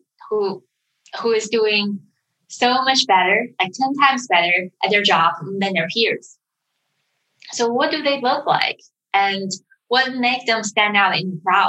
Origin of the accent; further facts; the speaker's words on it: China; also born or lived in United Kingdom; now in San Francisco, United States; I was born and raised in China